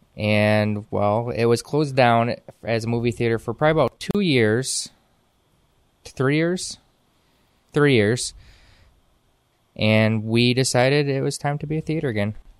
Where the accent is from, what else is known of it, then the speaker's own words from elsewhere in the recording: Whitehall, Michigan, United States; now in Muskegon, United States; I'm from Whitehall. I was raised in Whitehall most of my life. I graduated from Whitehall High School.